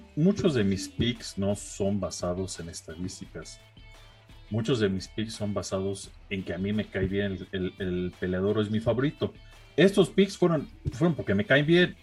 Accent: Mexico; yo iba a Brandon como mexicano

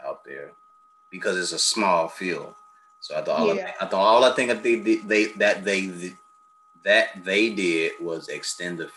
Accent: Chicago, Illinois, United States; I'm from Chicago

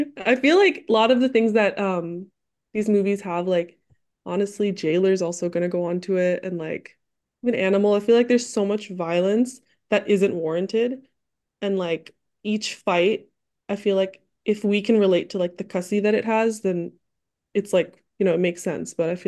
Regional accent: Detroit, Michigan, United States; also born or lived in Dallas; now in New York, United States; I'm living in New York right now, but I'm from Dallas and originally from Detroit.

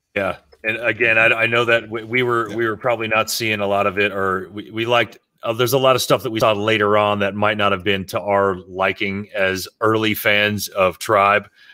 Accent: South Florida, United States; growing up in South Florida because all of us did

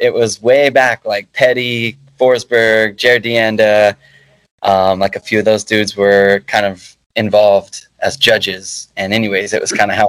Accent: Dallas, Texas, United States; Dallas, Texas.

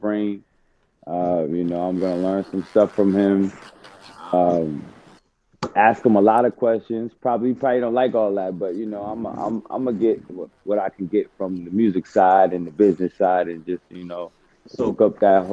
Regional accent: New York, United States; been in New York. I'm from New York

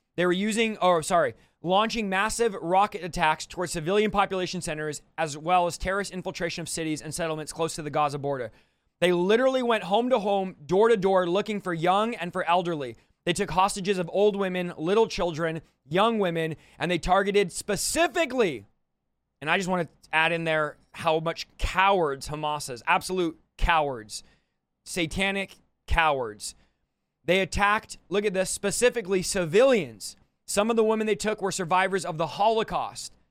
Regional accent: United States; I'm an American

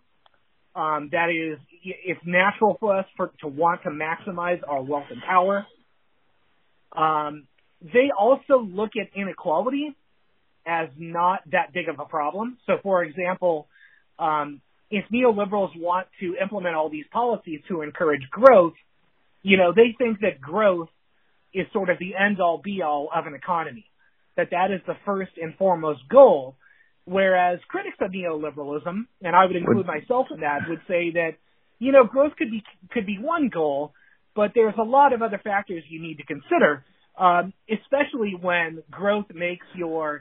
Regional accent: California, United States; I'm from California

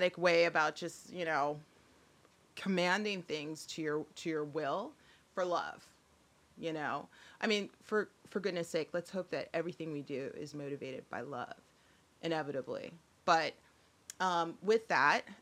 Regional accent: Salem, Oregon, United States; when I was little, I grew up in Salem, Oregon, and that is the capital of Oregon

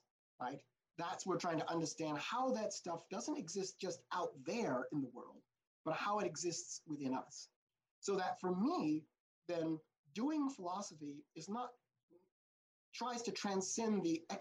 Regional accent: United States; what I am as an American

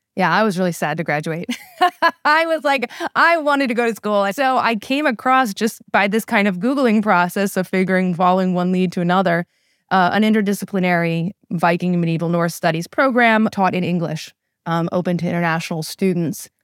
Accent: College Park, Maryland, United States; also born or lived in Saudi Arabia / Egypt / Upper Marlboro, Maryland; born and raised in the College Park, Maryland area.

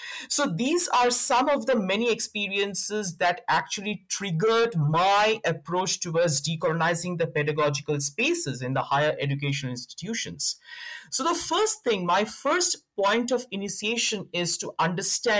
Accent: India; now in South Africa; where I come from, that is India, though I'm currently based in South Africa, I'm from India.

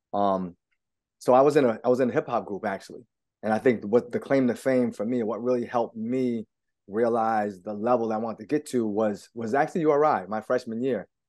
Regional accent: East Providence, Rhode Island, United States; I'm born and raised in East Providence

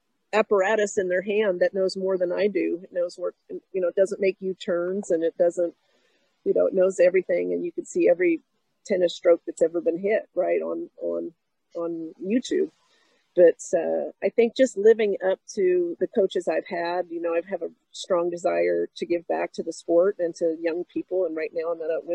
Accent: Pittsburgh, Pennsylvania, United States; I grew up in Pittsburgh

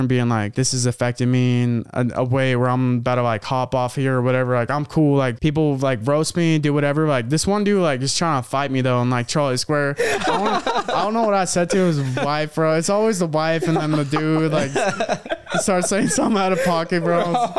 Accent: New Orleans, Louisiana, United States; Sorry for my accent. I'm from New Orleans.

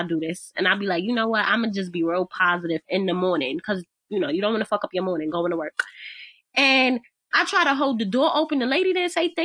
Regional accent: New York City, New York, United States; New Yorkers, we are rude

